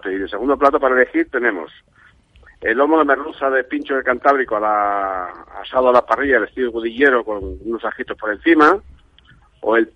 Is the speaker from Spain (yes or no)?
yes; Cangas de Narcea, Asturias, Spain; Cangas de Narcea.